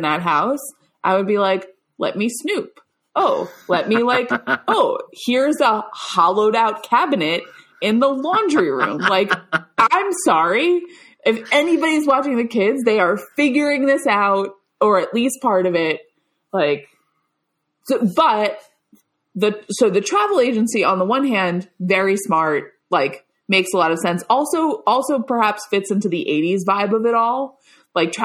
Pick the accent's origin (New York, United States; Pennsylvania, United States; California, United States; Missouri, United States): New York, United States; Long Island; I grew up on Long Island, which is the, perhaps the suburban hellscape